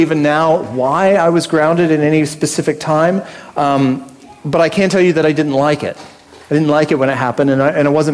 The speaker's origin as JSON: {"language": "English", "country": "United States", "tie": "born or raised there", "moved": "yes", "lives_now": "Australia", "said": "I grew up in America"}